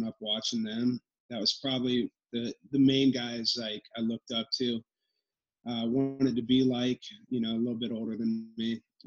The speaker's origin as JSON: {"language": "English", "town": "Tama", "region": "Iowa", "country": "United States", "said": "I'm from South Tama. Well, it's actually Tama, Toledo, little small town smack dab in the middle of Iowa"}